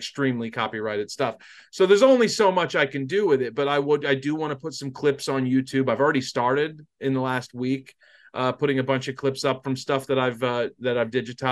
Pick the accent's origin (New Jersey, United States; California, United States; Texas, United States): New Jersey, United States; I grew up in South Jersey, so we were all of our local news was out of Philadelphia.